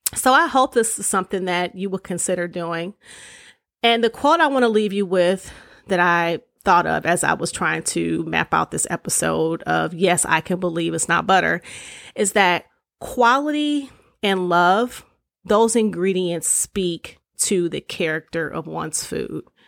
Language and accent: English; Detroit, Michigan, United States; growing up in Detroit